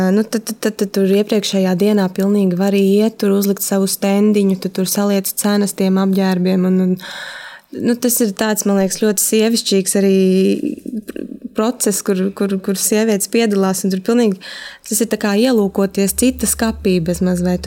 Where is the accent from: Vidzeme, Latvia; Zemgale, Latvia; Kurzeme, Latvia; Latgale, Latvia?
Vidzeme, Latvia; Valmiera; now in Riga, Latvia; es pat neesmu no Rīgas, esmu no Valmieras, un nedēļas nogalēs es braucu uz Valmieru